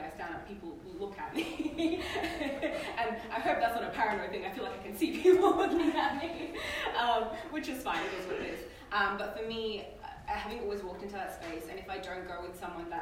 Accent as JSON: {"language": "English", "town": "Perth", "region": "Western Australia", "country": "Australia", "tie": "born or raised there", "said": "I was born in Perth, but my parents came 10, 11 months before that to Australia as refugees."}